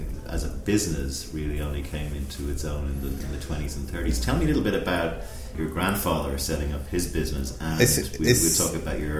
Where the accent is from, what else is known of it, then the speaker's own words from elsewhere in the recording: Dublin, Leinster, Ireland; I was growing up in Dublin around the same time, and we're the similar age.